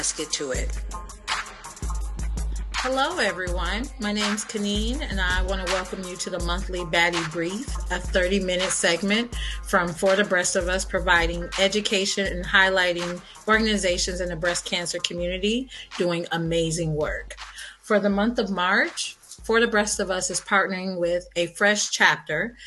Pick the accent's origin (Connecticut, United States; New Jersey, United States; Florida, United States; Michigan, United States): Michigan, United States; being from the Midwest. I'm from Michigan, so I know it all well